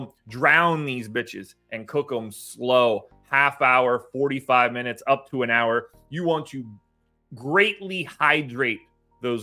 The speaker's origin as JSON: {"language": "English", "region": "Pennsylvania", "country": "United States", "moved": "yes", "lives_now": "North Carolina, United States", "said": "I say that as a North Carolina transplant. I'm obviously from Pennsylvania"}